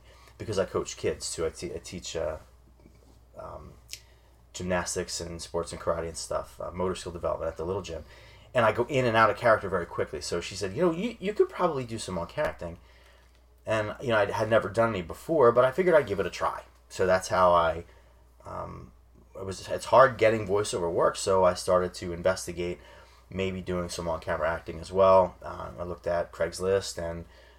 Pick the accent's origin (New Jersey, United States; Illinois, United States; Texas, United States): New Jersey, United States; I grew up in South Jersey. That's where I feel like I'm from